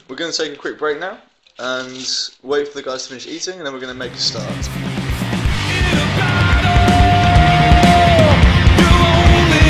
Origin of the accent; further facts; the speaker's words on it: England, United Kingdom; now in Denmark; I'm English.